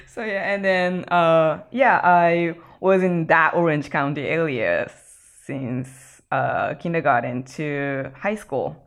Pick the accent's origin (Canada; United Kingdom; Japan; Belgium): Japan; Ibaraki; moved away as an adult; also born or lived in Texas, United States; now in Los Angeles, United States; In my hometown, Ibaraki